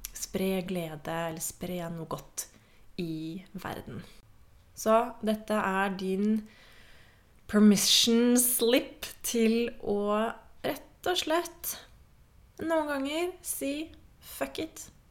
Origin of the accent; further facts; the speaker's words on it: Norway; jeg er jo fra Norge